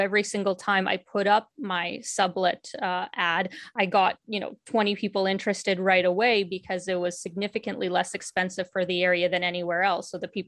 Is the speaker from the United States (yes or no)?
no; Ukraine; born there; not only because I was born in Ukraine and speak Russian.